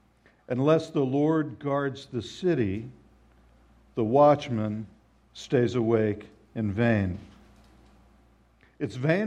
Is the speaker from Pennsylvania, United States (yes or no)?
no; Southwest Florida, United States; I grew up in Southwest Florida, but my parents were Midwesterners